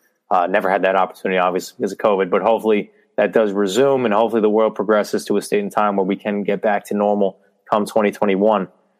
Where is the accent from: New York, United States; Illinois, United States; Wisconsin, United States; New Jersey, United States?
New York, United States; I'm a New Yorker